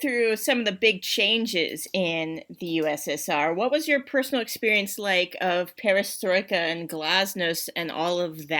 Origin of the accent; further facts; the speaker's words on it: United States; now in Russia; contaminating it with being American.